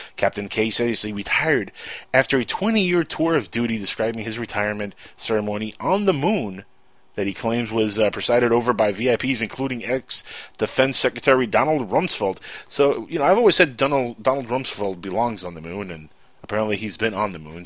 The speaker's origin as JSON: {"language": "English", "country": "United States", "said": "I'm an American"}